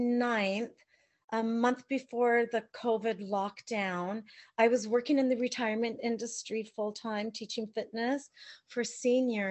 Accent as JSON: {"language": "English", "town": "London", "region": "Ontario", "country": "Canada", "moved": "as an adult", "lives_now": "White Rock, Canada", "said": "we're both from Ontario. He's from Thunder Bay. I'm from London"}